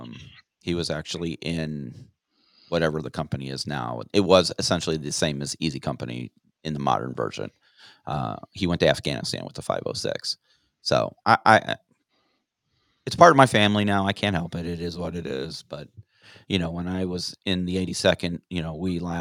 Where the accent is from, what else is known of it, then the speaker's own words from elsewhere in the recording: Aurora, Illinois, United States; my hometown of Aurora, Illinois, where I finished high school